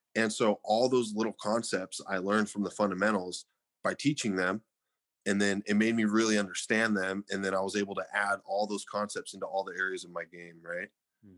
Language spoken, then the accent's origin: English; Fresno, California, United States; I was born and raised in Fresno